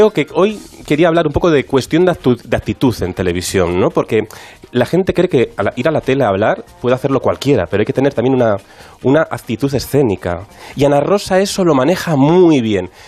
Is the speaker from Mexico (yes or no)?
no; Cantabria, Spain; yo soy de Cantabria